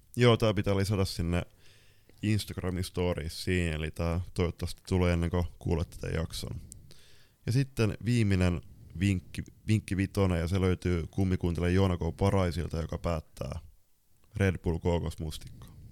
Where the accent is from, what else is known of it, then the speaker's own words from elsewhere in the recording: Lapland, Finland; mä oon sieltä Lapissa kotoisin